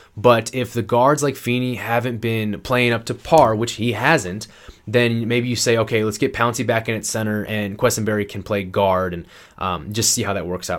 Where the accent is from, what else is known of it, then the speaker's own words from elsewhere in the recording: Iowa, United States; moved away as an adult; also born or lived in Georgia; I just moved across the country from Georgia back to my home state of Iowa